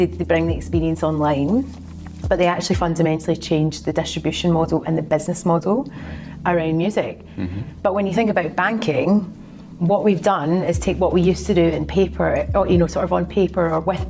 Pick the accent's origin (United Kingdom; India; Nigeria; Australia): United Kingdom; Glasgow, Scotland; accent: Glaswegian; now in London, United Kingdom; I live in London, but I'm originally from Glasgow in Scotland